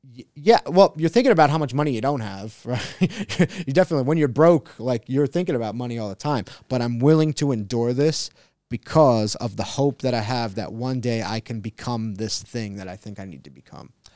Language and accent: English; Long Island, New York, United States; now in San Diego, United States; I grew up in Long Island